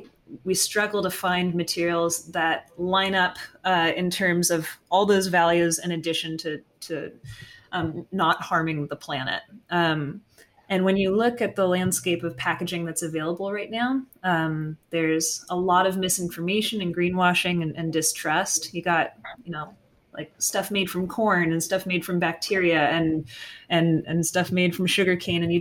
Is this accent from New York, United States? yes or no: no; Carmel, California, United States; I was raised in Carmel, California, which is a couple hours south from where I am right now